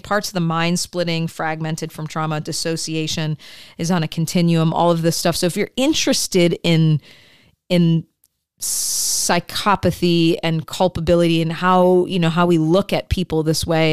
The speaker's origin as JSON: {"language": "English", "region": "Midwest", "country": "United States", "tie": "born or raised there", "said": "I grew up in the Midwest and the falls and the apple orchards."}